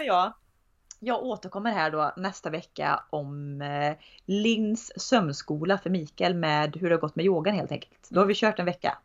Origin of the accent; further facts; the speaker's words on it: Tidaholm, Västra Götaland, Sweden; moved away as an adult; also born or lived in Uddevalla / Gothenburg; När jag bodde i Tidaholm hade jag pojkvän från Göteborg